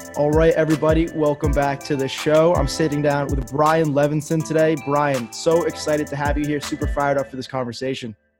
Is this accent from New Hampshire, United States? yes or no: yes; New Hampshire, United States; I'm actually from New Hampshire